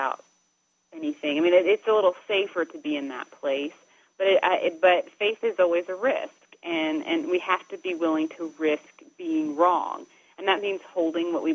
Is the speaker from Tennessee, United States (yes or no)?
yes; Dayton, Tennessee, United States; it's Dayton, Tennessee, because this is where that phrase was coined. So that's sort of the background of my hometown